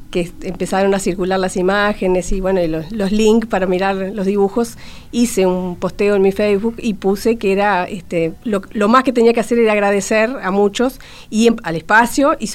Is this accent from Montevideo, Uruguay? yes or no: yes; Montevideo, Uruguay; born there; Nacer, nacer, nací en Montevideo, porque...